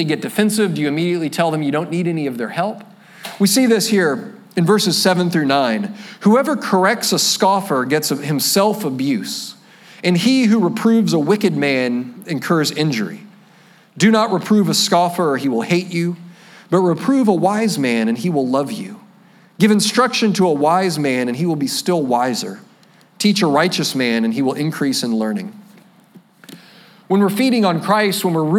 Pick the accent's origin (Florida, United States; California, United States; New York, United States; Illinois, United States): Florida, United States; I'm a flatlander from Florida